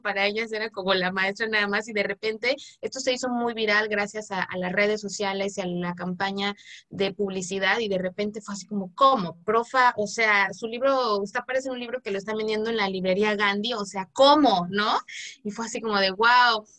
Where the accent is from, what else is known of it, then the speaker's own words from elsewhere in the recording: Zapotec community, Oaxaca, Mexico; en mi comunidad, en mi, en mi pueblo zapoteca